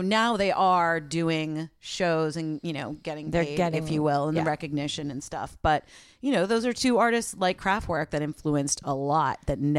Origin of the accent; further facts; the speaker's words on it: East Coast, United States; because I grew up on the East Coast, and the station that I would listen to, WFNX